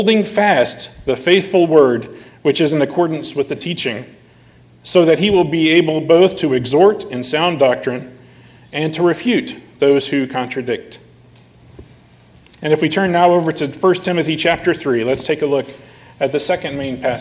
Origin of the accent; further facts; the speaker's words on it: United States; as American citizens